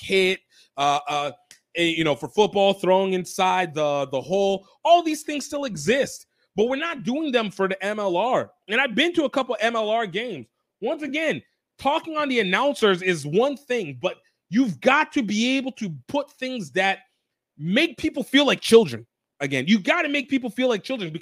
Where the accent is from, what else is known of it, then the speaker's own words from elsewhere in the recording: New Orleans, Louisiana, United States; it's my hometown area, home state area.